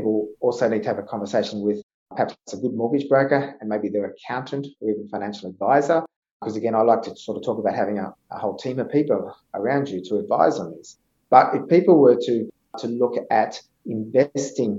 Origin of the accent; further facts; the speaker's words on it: Orange, New South Wales, Australia; moved away; I came from the country originally. I came from Orange.